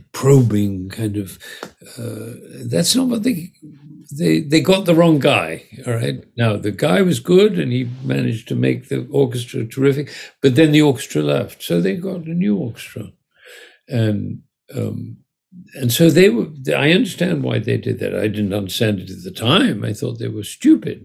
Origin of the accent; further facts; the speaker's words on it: England, United Kingdom; I was born in England in 1939